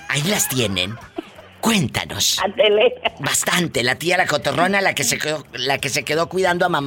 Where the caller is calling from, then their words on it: Veracruz, Mexico; Soy …. Eh, ay, …. Veracruz, México.